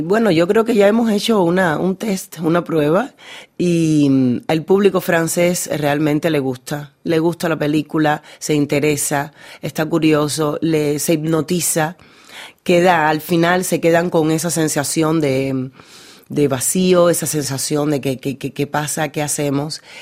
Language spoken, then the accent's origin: Spanish; Havana, Cuba; en Cuba, en La Habana, en, el lugar donde yo nací